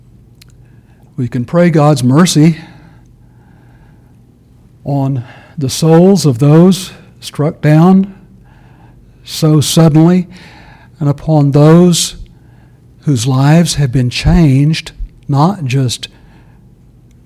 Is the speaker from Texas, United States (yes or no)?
yes; Texas, United States; moved away; El Paso, Texas? As my home state, not my home city, but my home state